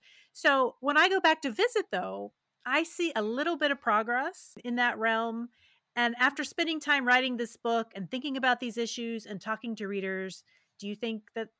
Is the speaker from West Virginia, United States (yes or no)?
yes; West Virginia, United States; Well, you know, as I said before, I grew up in West Virginia, and there are many things that I am nostalgic about.